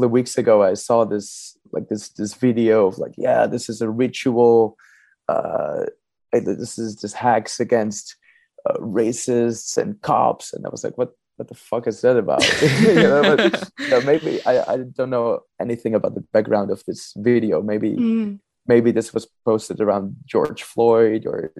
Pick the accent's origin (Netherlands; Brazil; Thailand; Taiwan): Netherlands; Amsterdam, North Holland; I'm from Amsterdam